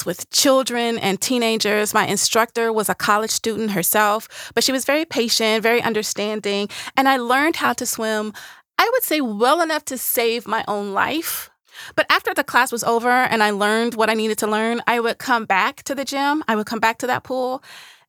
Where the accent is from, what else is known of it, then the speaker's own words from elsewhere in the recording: Nashville, Tennessee, United States; I'm from Nashville